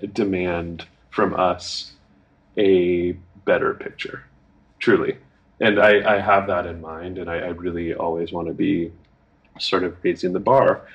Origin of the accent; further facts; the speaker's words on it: United States; as an American